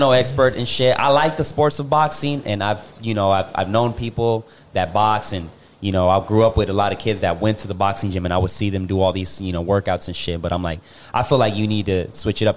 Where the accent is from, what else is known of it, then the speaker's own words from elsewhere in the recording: Puerto Rico; I'm from Puerto Rico.